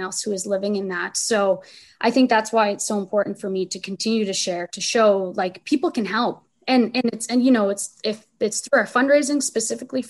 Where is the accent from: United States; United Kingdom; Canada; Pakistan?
Canada; Saint John, New Brunswick; the neighborhood I grew up in. We were all growing up in Crescent Valley.